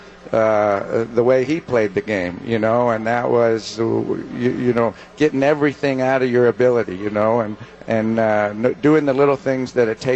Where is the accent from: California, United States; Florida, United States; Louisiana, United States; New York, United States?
California, United States; Southern; moved away as an adult; I grew up in La La Land, you know, Southern California